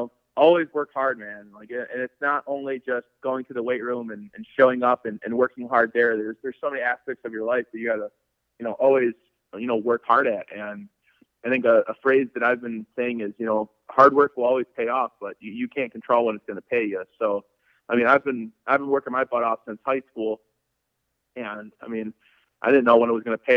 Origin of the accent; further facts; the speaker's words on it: Hartford, Wisconsin, United States; moved away; my hometown in Hartford, Wisconsin